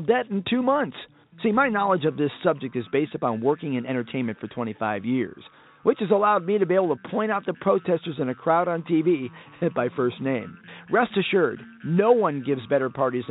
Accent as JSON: {"language": "English", "region": "California", "country": "United States", "said": "as a Californian"}